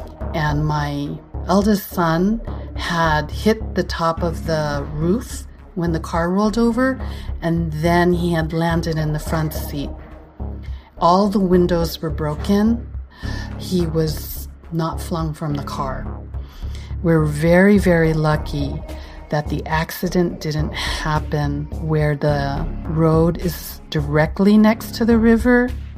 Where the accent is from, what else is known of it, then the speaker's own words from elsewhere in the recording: California, United States; I was born and raised in California, so ice is not a familiar thing to me.